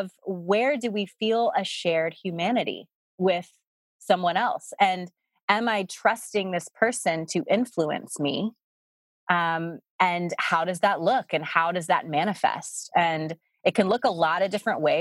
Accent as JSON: {"language": "English", "region": "the South", "country": "United States", "tie": "born or raised there", "moved": "yes", "said": "I grew up in the South"}